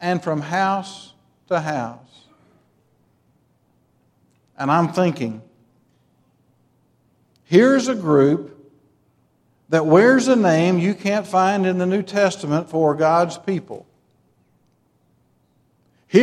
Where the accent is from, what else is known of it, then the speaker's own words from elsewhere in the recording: Metropolis, Illinois, United States; When I grew up in Metropolis, Illinois